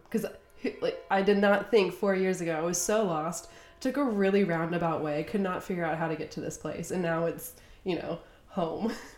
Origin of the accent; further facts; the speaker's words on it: United States; accent: American; I'm from the US